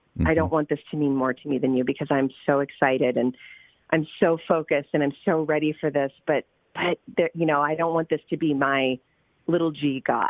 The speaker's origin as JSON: {"language": "English", "region": "Okinawa", "country": "Japan", "tie": "born or raised there", "said": "I grew up in Okinawa, Japan. So I was used to the Oriental sort of, feel."}